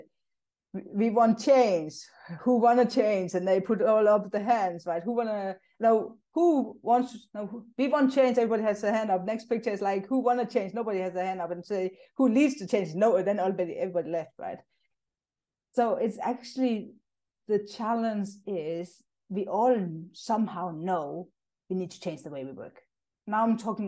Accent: Denmark; moved away as an adult; now in South Africa; I'm actually originally from Denmark. That's where I grew up and moved

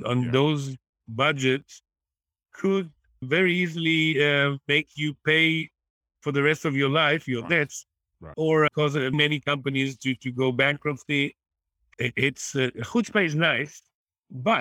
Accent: Kfar Saba, Israel; I'm actually from Kasaba.

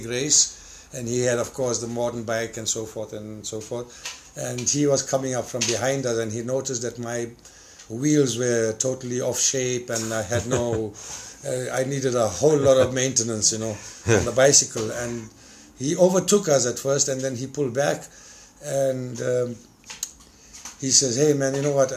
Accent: South Africa; moved away as an adult; I'm from South Africa

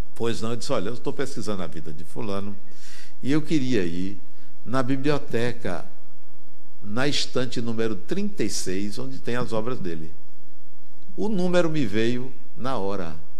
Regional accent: Brazil; eu sou brasileiro

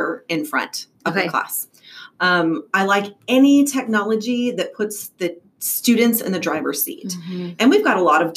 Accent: Klein, Texas, United States; I'm a product of Klein and I grew up in Klein

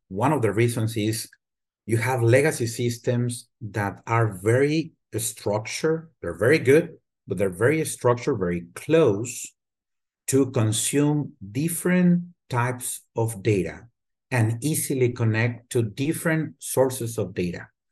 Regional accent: Torreón, Coahuila, Mexico; moved away as an adult; also born or lived in Mexico City; now in United States; I was born and raised in Mexico, in what it used to be a small town, now it's a large city, Torreon, Coahuila, and then we moved as a family to Mexico City and I spend a good portion of my life in Mexico City

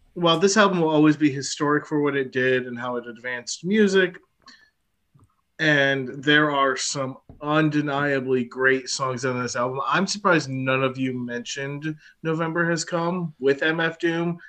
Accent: United States; I'm an American

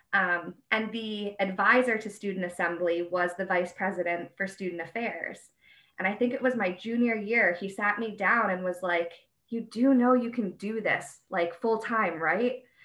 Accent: Albany, New York, United States; moved away as an adult; also born or lived in Bowling Green, Ohio; I'm from the Albany area.

